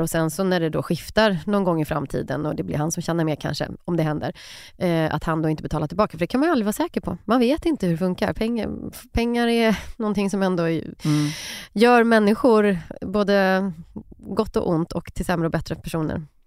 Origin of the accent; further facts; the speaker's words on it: Skövde, Västra Götaland, Sweden; i någon park i Skövde då, där jag växte upp